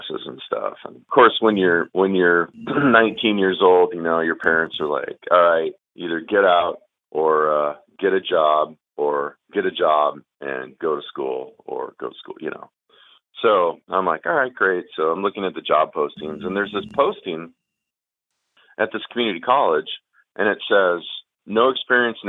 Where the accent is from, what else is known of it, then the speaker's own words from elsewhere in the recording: Seattle, Washington, United States; Born and raised in Seattle